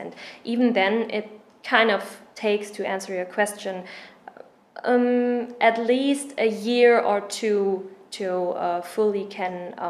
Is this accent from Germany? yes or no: yes; Germany; accent: German; English is a second language; moved away; I was a student abroad and I was a German exchange student.